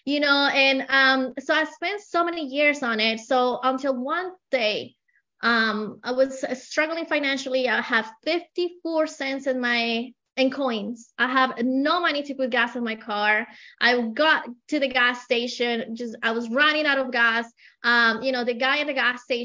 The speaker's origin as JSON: {"language": "English", "country": "Colombia", "second_language": "English", "moved": "as an adult", "said": "I have an accent. I came from Colombia about 20 years ago with a lot of dreams, but with only $100 in my pocket. I didn't speak the language."}